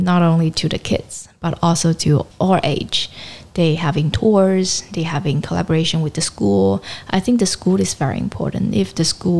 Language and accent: English; Shenzhen, Guangdong, China; now in Hong Kong; I grew up in Shenzhen